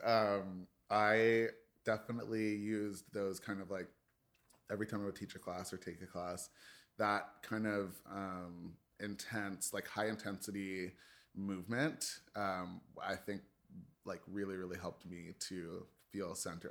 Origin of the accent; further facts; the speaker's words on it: Toronto, Ontario, Canada; I was born in Scarborough General, um, and the earliest part of my life was, uh, in Scarborough.